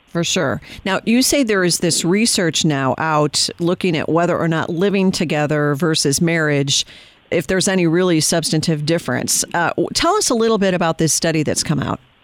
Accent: Chicago, Illinois, United States; now in Virginia, United States; I'm from Chicago, and I, will tell you, having left the People's Republic of Illinois

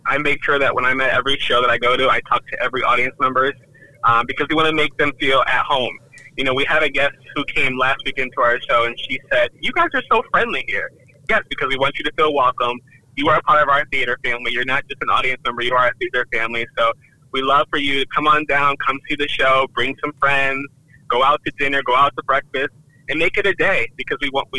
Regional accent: Waterbury, Connecticut, United States; I grew up in Waterbury. I left a little bit to go to college, and then I just, you know, came on back home, and this is where I've been ever since.

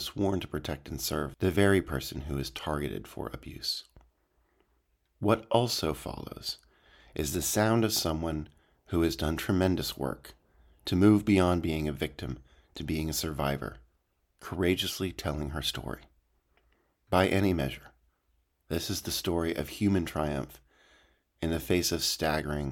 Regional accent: Wisconsin, United States; now in Berkeley, United States; my hometown

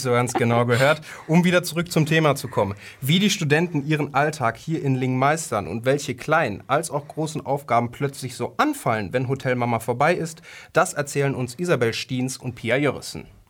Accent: near Dortmund, North Rhine-Westphalia, Germany; moved away as an adult; now in Lingen, Germany; Ich komme eigentlich aus der Nähe von Dortmund

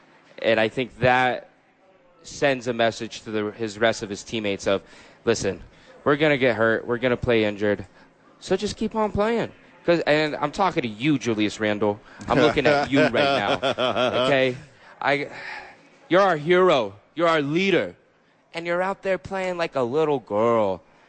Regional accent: New York, United States; as a New Yorker

